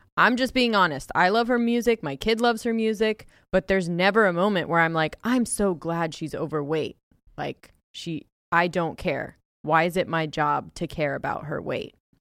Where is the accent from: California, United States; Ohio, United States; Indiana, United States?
Ohio, United States; moved away; I'm from Ohio